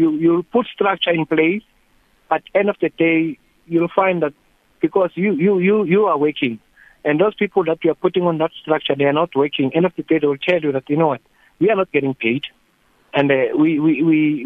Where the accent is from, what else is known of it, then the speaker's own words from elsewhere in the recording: South Africa; I'm here in my hometown, Malasheni